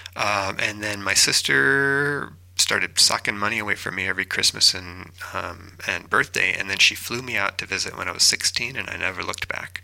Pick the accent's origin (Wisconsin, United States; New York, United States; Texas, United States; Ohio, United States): Wisconsin, United States; Appleton; moved away; I'm from Appleton, which is just south of Green Bay